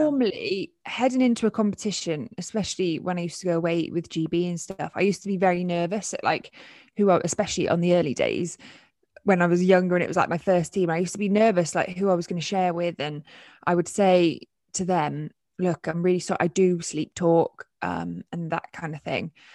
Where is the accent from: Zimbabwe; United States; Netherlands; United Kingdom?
United Kingdom; as British guys